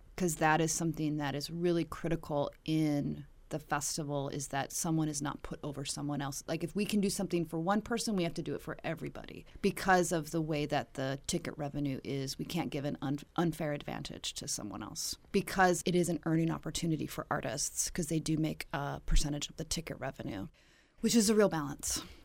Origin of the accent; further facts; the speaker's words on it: Dillon, Montana, United States; now in Washington, D.C., United States; I grew up in Dillon, Montana